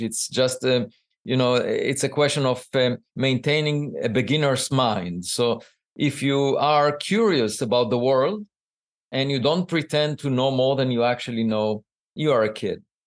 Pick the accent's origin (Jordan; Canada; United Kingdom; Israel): Israel; moved away as an adult; now in United States; I grew up in Israel